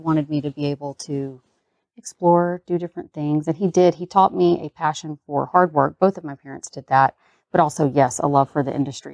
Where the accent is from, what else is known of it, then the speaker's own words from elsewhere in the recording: the South, United States; growing up in the South